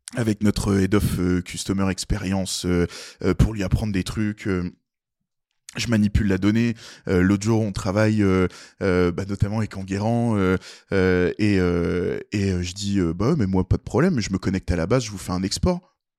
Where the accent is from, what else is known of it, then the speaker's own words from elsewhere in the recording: Nancy area, Grand Est, France; on vient de Nancy, euh, même on a grandi euh, tous les quatre dans des pauvres patelins, des petits villages.